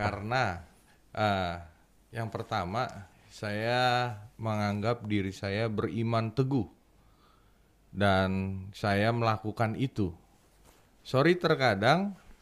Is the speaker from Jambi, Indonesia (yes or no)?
no; Bekasi, West Java, Indonesia